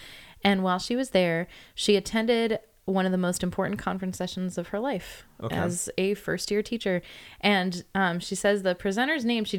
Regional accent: California, United States; Yes, there's me here. I'm the Californian.

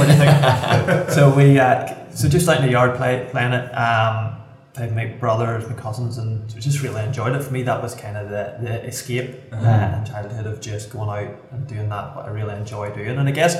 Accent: Ballymoney, Northern Ireland, United Kingdom

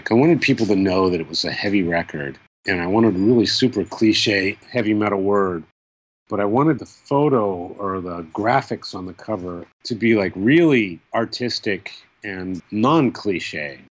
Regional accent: Baltimore, Maryland, United States; And it's my home country, and especially Baltimore is my hometown.

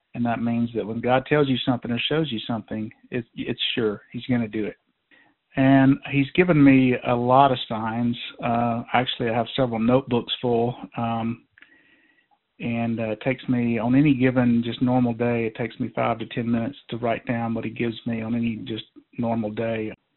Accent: Georgia, United States; moved away as an adult; now in North Idaho, United States; I was born and raised in Georgia

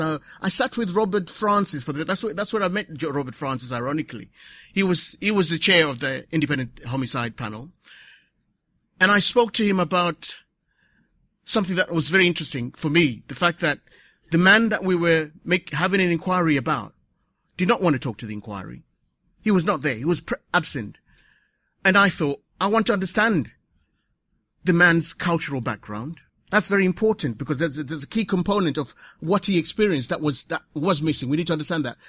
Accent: Zimbabwe; also born or lived in Waltham Forest, London; now in London, United Kingdom; coming from Southern Africa, because this is where I come from, I come from Zimbabwe

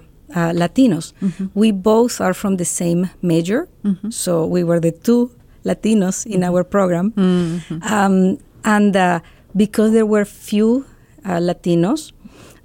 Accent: Lima, Peru; moved away as an adult; also born or lived in Oregon, United States; now in Ohio, United States; I was born and I grew up in Lima, Peru

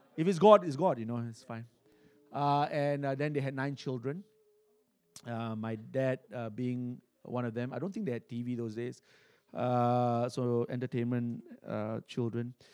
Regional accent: Singapore; I was born in Singapore, uh, and, uh, back in nineteen seventy, uh, in a hospital, uh, called Kandang Kerbau.

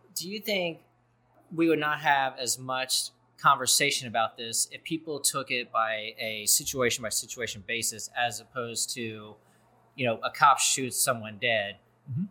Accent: Cincinnati, Ohio, United States; I come from Cincinnati, a very liberal city

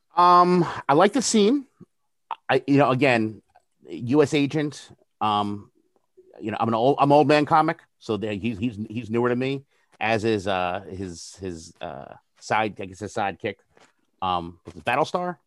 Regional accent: New Jersey, United States; I'm from New Jersey

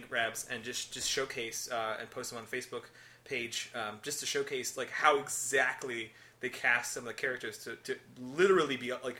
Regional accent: Chicago, Illinois, United States; Chicago, which is where we're from

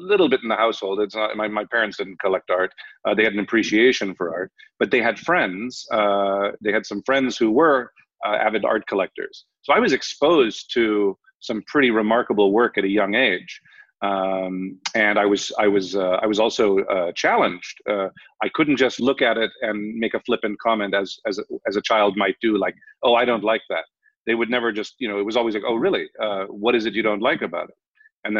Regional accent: Los Angeles, California, United States; moved away; also born or lived in Ireland; I grew up in Los Angeles. Between Los Angeles and Europe, actually, all my summers and winters were in either Germany or France or England or Ireland.

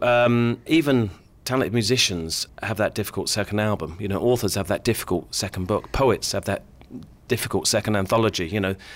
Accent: Luton, East of England, United Kingdom; I grew up in Luton

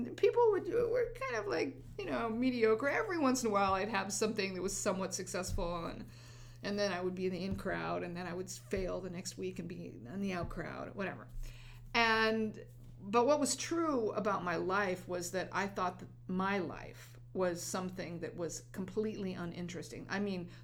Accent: New Mexico, United States; where I went to school, it was probably 80% or more, they would say Hispanic in New Mexico

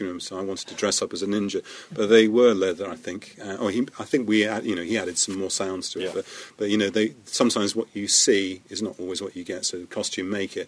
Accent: United Kingdom; as a British, we were a British sound crew

